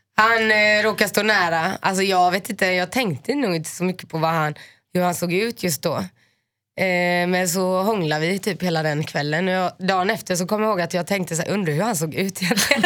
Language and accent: Swedish; Finland; jag är finne